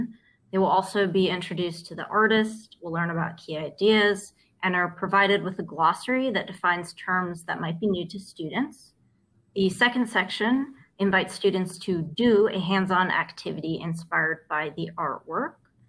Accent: Oakland, California, United States; also born or lived in London / Los Angeles / Central Coast; now in Palm Springs, United States; I'm from the Bay Area. I grew up in Oakland, and I've lived all over. I've lived abroad in London, and I made my way back to California for warmer weather. I've lived in LA, I've lived in the Central Coast, and now I'm here in happy Palm Springs

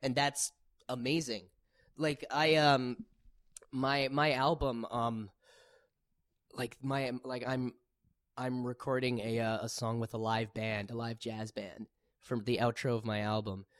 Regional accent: Winnipeg, Manitoba, Canada; I'm from Winnipeg

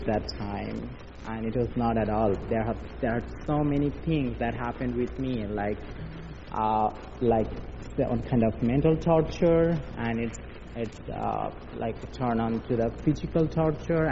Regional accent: Bangladesh; born or raised there; also born or lived in Dhaka, Bangladesh

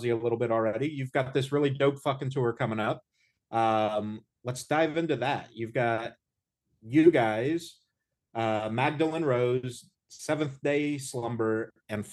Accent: Indiana, United States; I'm from Indiana

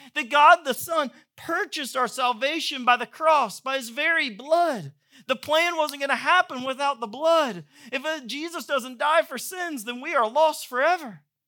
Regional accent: Georgia, United States; moved away; I grew up in Georgia

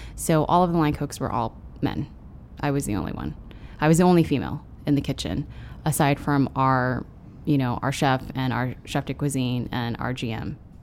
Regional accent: Denver, Colorado, United States; also born or lived in San Francisco, California; now in Austin, United States; By the time I was about to start school in kindergarten is when they decided to move to Denver

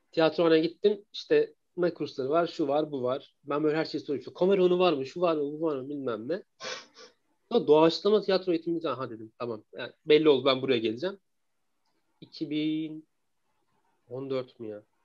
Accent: Eskişehir, Turkey; 86 yılında Eskişehir'de dünyaya geldim.

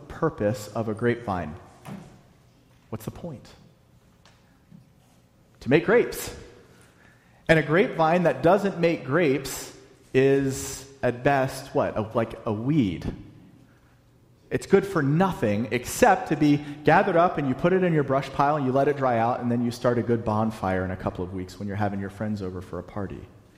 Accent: the South, United States; And I'm from the South, so I can make fun of Southerners.

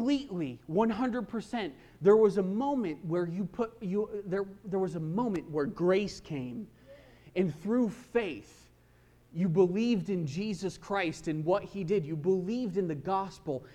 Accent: Kansas, United States; I grew up mostly in Kansas

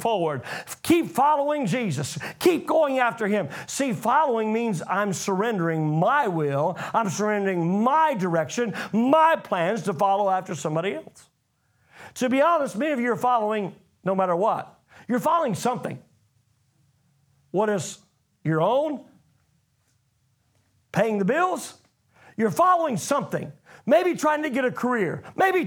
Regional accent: United States; I come from America

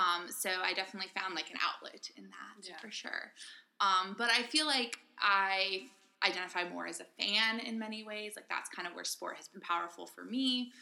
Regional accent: San Francisco Bay Area, California, United States; moved away as an adult; also born or lived in Austin, Texas; In the San Francisco Bay Area. Kind of all over, but like majoritively there.

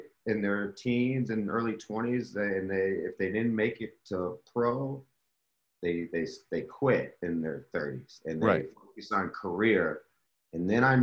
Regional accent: Racine, Wisconsin, United States; moved away; we're from Racine

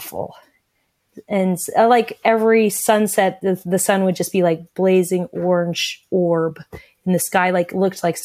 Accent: Anchorage, Alaska, United States; I'd ridden from Anchorage, Alaska, my hometown

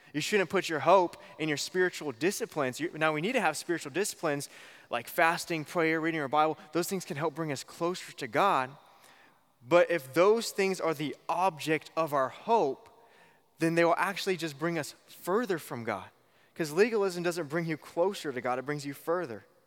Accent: Bakersfield, California, United States; I'm from Bakersfield

